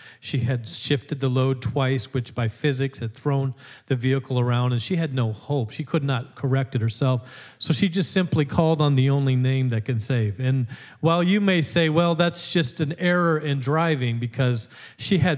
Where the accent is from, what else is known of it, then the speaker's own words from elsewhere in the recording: Alaska, United States; moved away as an adult; now in Wisconsin, United States; I grew up in Alaska from 12 on, and then I came out for college where I met the lovely and talented Sarah, and that's how I ended up in Wisconsin